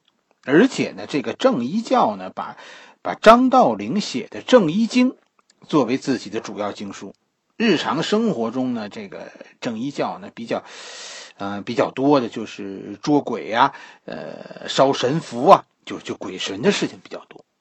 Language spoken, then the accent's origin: Chinese; Beijing, China; 我小时候其实就住在白云观的边上，是吧？我是在后海边上长大的，然后呢，赶上所谓的呃落实政策那个时代，家就搬到了白云观的附近。